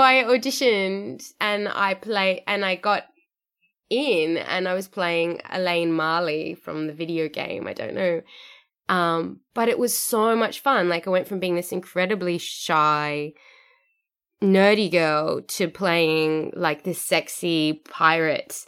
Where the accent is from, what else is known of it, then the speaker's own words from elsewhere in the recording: Sydney, New South Wales, Australia; moved away as an adult; now in Perth, Australia; Sydney, which is my, you know, my hometown